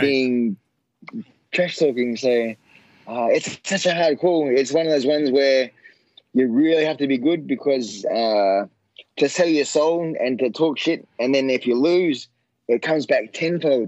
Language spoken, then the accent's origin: English; Australia; my hometown